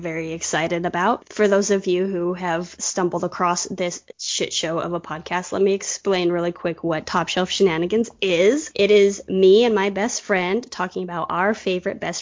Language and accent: English; Utah, United States; also born or lived in Colorado; now in California, United States; I grew up in Utah and then I lived in Colorado for 7 years before I moved out to California